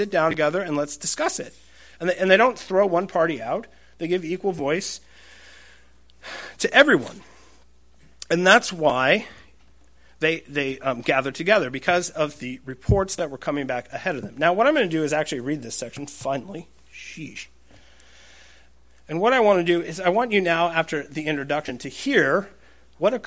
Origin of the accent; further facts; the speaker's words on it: United States; I'm an American